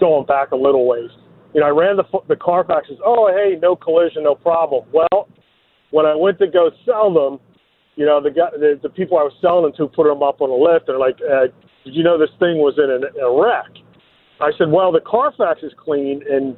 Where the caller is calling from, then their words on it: San Diego, California, United States; also born or lived in Beverly Hills; I said I was calling from San Diego, so it's almost official that I'm moving, which is why I'm technically on my way to Beverly Hills